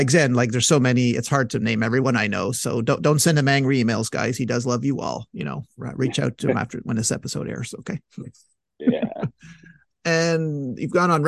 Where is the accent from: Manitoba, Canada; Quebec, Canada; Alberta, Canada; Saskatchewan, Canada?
Quebec, Canada; Montreal; now living in my hometown, Montreal, Quebec